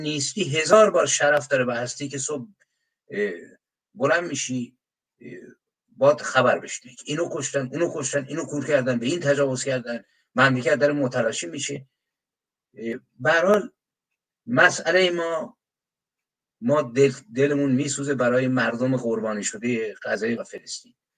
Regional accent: Iran; به عنوان یک ایرانی

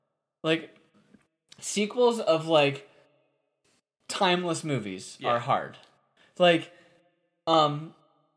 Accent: Chicago, Illinois, United States; I grew up in Chicago when Jordan was like in his peak.

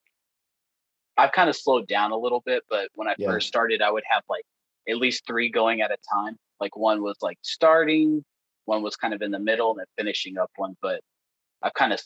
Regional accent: Texas, United States; now in Ohio, United States; I'm from Texas

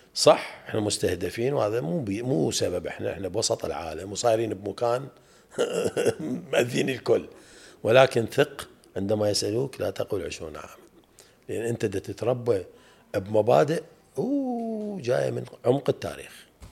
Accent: Iraq

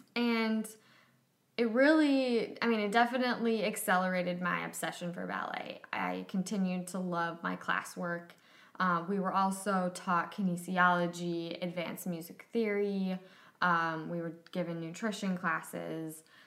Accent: Plymouth, Minnesota, United States; I grew up dancing in the Minneapolis St. Paul suburbs in a suburb called Plymouth

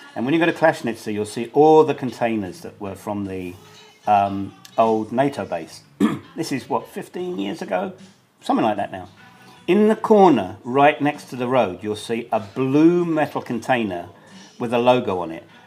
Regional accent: United Kingdom; moved away as an adult; now in Banja Luka, Bosnia and Herzegovina; as a Brit

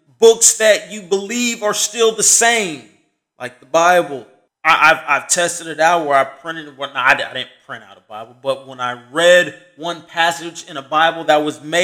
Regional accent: United States; just as an American

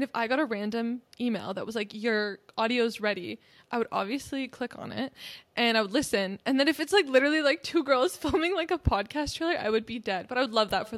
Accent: near Toronto, Ontario, Canada; I grew up, like, near it

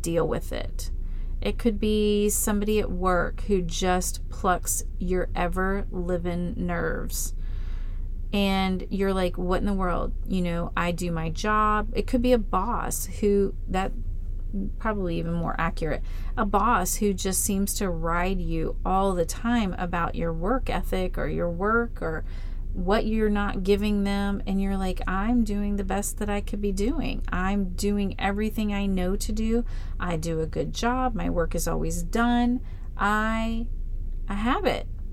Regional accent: Florida, United States; moved away; I grew up in Florida

